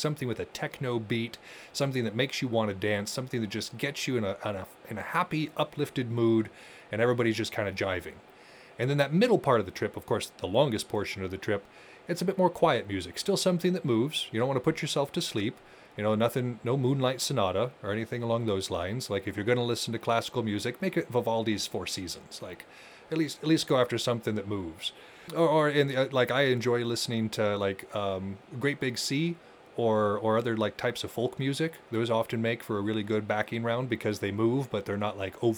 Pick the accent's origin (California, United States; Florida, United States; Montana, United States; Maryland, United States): Montana, United States; I grew up in Montana in the 90s